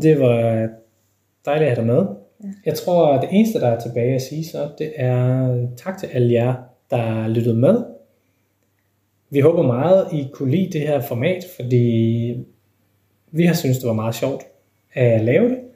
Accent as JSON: {"language": "Danish", "country": "Denmark"}